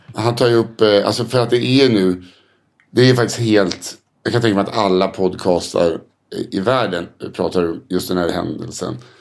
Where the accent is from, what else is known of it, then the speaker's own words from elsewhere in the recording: Sweden; som svensk